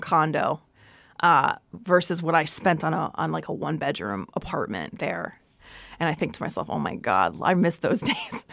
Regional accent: New Jersey, United States; also born or lived in Brooklyn, New York / North Dakota; I was born in Brooklyn, raised in Jersey

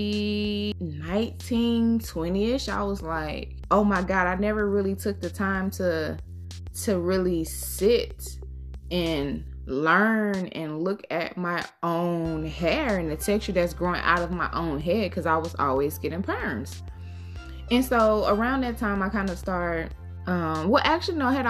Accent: Georgia, United States; I grew up in the South. I grew up in Georgia.

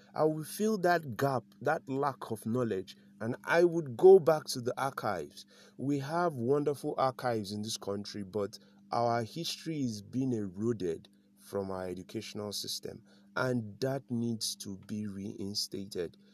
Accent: the North, Northern Nigeria, Nigeria; also born or lived in South South, Nigeria / Abuja; I grew up in the North.

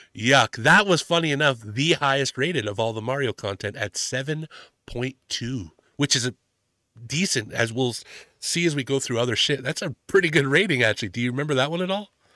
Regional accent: Canada; I'm from Canada

